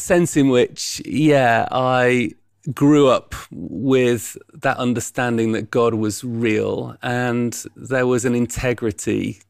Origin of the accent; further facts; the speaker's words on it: Yorkshire and the Humber, United Kingdom; Well, yeah, I'm a Yorkshireman. So born over in East Yorkshire near Hull and lived and grew up there.